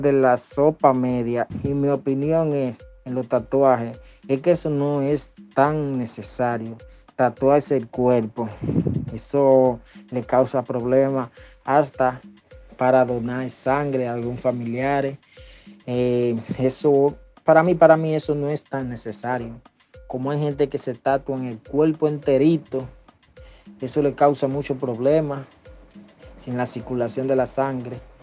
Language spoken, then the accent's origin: Spanish; Dominican Republic; soy de República Dominicana.